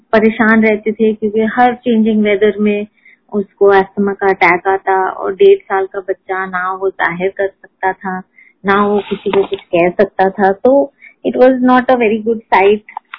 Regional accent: Pune, Maharashtra, India; moved away as an adult; now in Delhi, India; I was born in Poona मैंने schooling वहां की मैंने कॉलेज वहां की

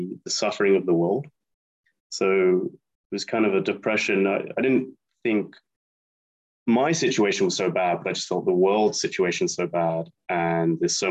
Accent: United Kingdom; moved away as an adult; now in Spain; I'm an Anglo-American, born and raised near London

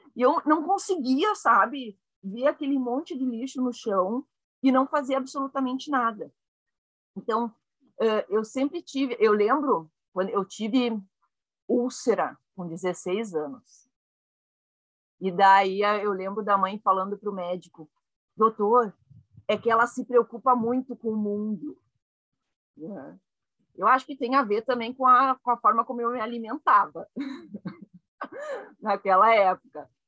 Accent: Caxias do Sul, Rio Grande do Sul, Brazil; Eu nasci em Caxias do Sul, no Rio Grande do Sul

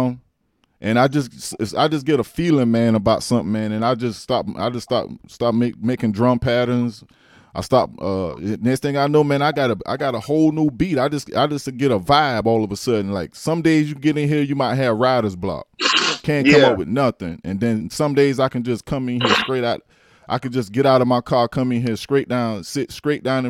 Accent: Allendale, South Carolina, United States; I'm from Allendale

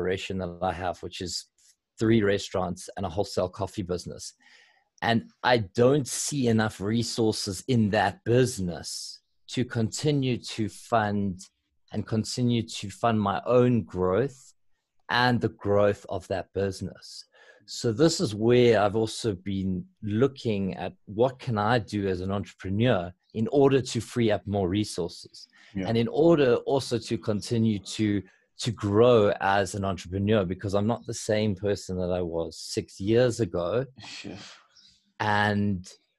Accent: South Africa

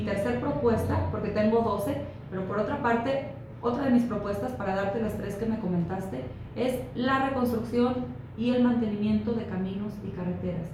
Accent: Fresnillo, Zacatecas, Mexico; Fresnillo, de donde yo soy

